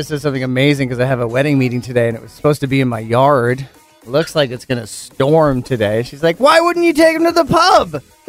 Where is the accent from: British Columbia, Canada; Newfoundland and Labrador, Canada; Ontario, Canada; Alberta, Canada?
British Columbia, Canada; Penticton; growing up in Penticton, or it's like an arcade, and it was at the opposite end of town where I was from, so it was like the Skaha end.